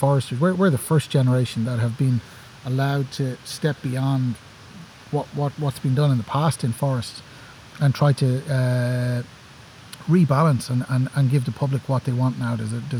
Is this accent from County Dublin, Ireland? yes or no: yes; Dublin, County Dublin, Ireland; I grew up in Dublin. Like lots of people probably listen to this, I grew up in a housing estate in Dublin.